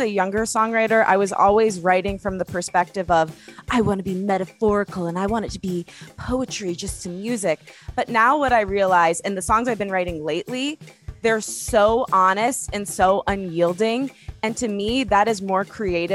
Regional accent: Detroit, Michigan, United States; now in Los Angeles, United States; I'm from Detroit, and I really think that influences my music a lot

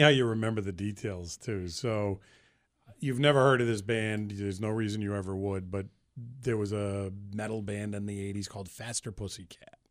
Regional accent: Central Massachusetts, United States; moved away as an adult; also born or lived in Boston; I grew up in Massachusetts, and I've lived there my whole life, actually. I grew up in Central Mass.

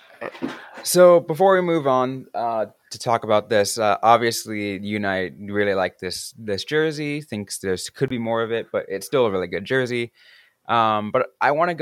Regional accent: San Jose, California, United States; moved away; going back to my hometown

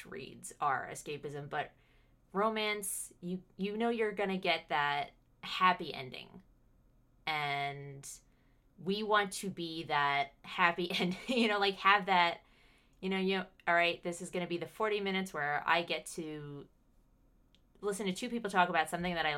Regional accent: United States; accent: American; I am the American voice in your ear

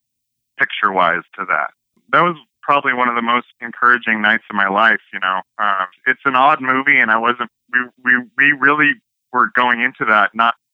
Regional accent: Northern California, United States; moved away as an adult; now in Los Angeles, United States; I'm from Northern California originally.

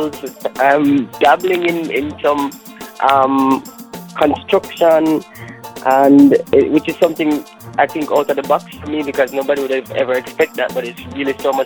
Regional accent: Jamaica; I grew up in Jamaica.

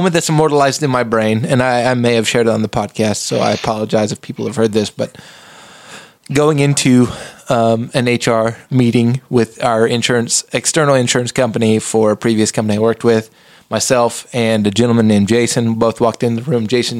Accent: South Texas, United States; I grew up in South Texas, so I was used to being the minority.

